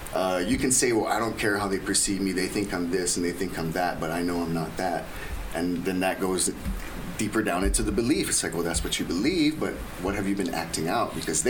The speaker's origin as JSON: {"language": "English", "town": "Saipan", "country": "Northern Mariana Islands", "tie": "born or raised there", "said": "growing up in Saipan, it was never an issue. But then again, that was the 80s"}